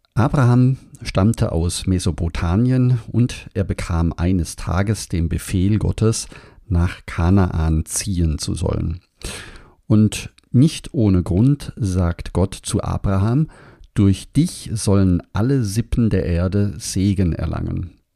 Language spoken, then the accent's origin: German; Überlingen, Baden-Württemberg, Germany; dass ich am Bodensee aufgewachsen bin in Überlingen